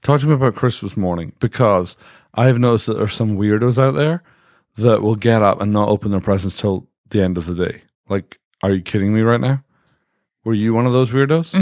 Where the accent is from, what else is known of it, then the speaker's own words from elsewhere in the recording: Dundee, Scotland, United Kingdom; now in United States; I'm from Dundee, Scotland